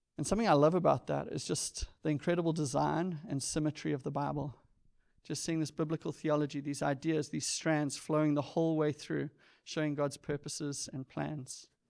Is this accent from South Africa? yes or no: yes; South Africa; moved away; growing up in South Africa, I had three or four T V channels